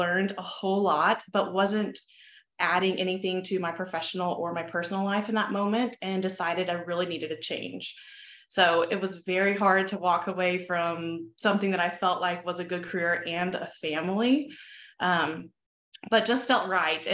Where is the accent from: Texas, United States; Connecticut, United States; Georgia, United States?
Texas, United States; I born and raised in Texas, still live here on my own little ranch now.